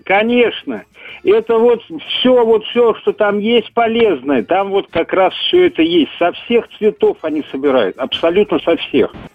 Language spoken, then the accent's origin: Russian; Saratov, Saratov Oblast, Russia; они вернулись потом назад в Саратов. И научили они меня, я воспитывался до школы у них